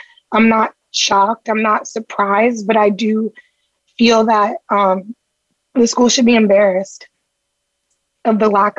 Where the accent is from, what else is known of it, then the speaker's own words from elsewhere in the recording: Boston, Massachusetts, United States; While I am Nigerian, I'm from Boston.